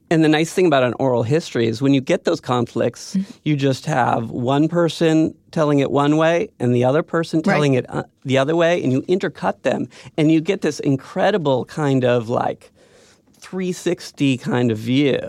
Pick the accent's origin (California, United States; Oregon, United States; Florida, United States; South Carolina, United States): California, United States; Silicon Valley; I grew up in Silicon Valley